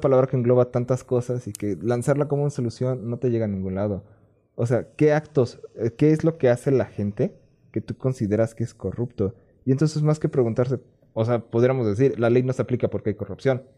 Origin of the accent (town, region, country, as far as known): Mexico; accent: Mexican Spanish